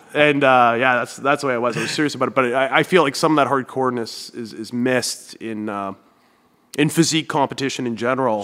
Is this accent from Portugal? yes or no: no; Thunder Bay, Ontario, Canada; also born or lived in Kitchener / London, Ontario; now in Hamilton, Canada; I lived in Northern Ontario. That's where I grew up in Thunder Bay.